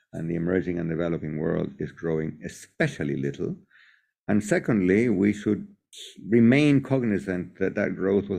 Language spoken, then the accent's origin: English; Chile; I'm from Chile, I'm not British